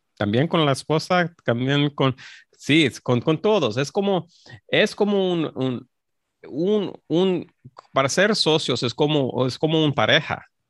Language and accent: Spanish; Los Angeles, California, United States; soy mexicano, soy, soy mexicano, nací en, Los Ángeles, pero, mis padres son, son mexicanos